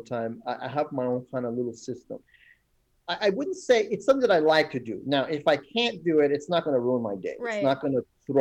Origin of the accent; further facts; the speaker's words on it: Iran; moved away; some of the issues I dealt with growing up in Iran with the war and stuff